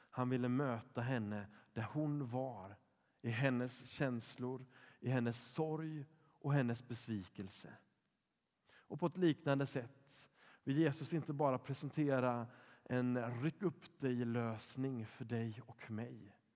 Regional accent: Poland; när jag var sex år gammal så fick jag låna en barnbok från min katolska kompis i Polen där jag växte upp.

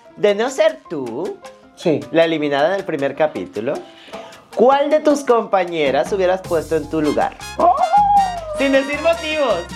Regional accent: Venezuela; somos los venezolanos

